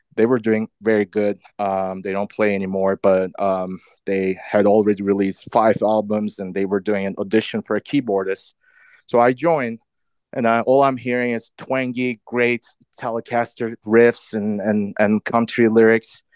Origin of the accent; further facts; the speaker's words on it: Istanbul, Turkey; moved away as an adult; also born or lived in London / Boston; I grew up in Istanbul, Turkey. Most of my life. I lived there until my early twenties.